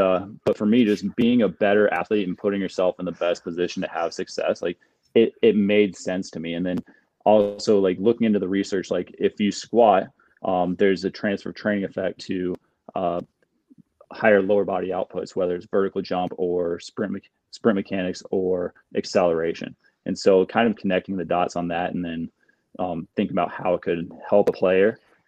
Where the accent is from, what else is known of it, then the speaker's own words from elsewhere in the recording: Fort Myers, Florida, United States; moved away as an adult; also born or lived in Wisconsin; Fort Myers, so Southwest. Not exactly South Florida, but South Florida.